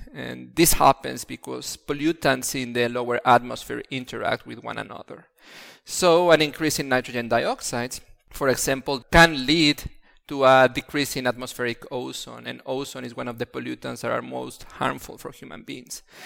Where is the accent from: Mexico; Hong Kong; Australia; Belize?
Mexico; Mexico City; moved away as an adult; now in Italy; I come from Mexico City, and Mexico City is constantly having pollution-related issues